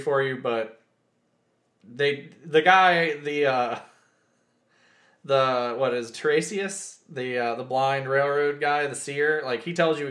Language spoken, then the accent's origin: English; Texas, United States; also born or lived in Louisiana; I was born in Louisiana. I grew up in Texas